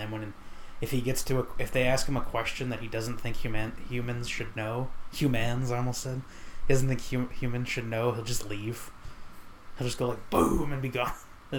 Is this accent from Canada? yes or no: no; Dominican Republic; I'm Dominican, you're Puerto Rican.